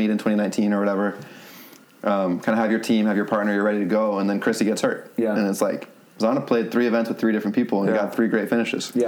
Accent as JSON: {"language": "English", "region": "Rhode Island", "country": "United States", "also_born_or_lived": "Florida / Louisiana", "moved": "as an adult", "said": "we're from Rhode Island"}